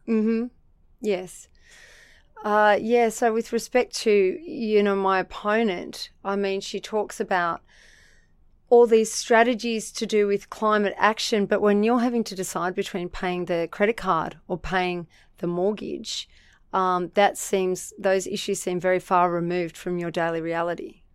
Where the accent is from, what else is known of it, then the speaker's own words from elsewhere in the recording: Central Coast, New South Wales, Australia; also born or lived in Sydney / Narrabeen / Erina; So, he got a job at Gosford, uh, Hospital, and I was raised in the suburb of Wyoming.